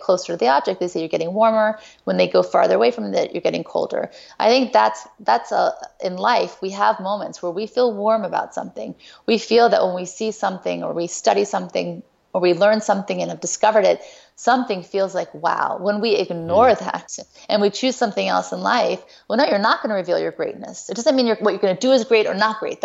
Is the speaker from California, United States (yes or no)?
no; Thibodaux, Louisiana, United States; I was born in Thibodaux, Louisiana